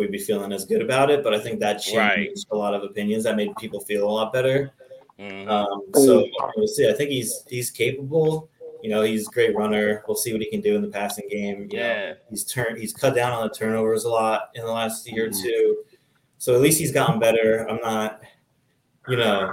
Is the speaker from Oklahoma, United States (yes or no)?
no; New Jersey, United States; I'm from New Jersey, right outside the New York City area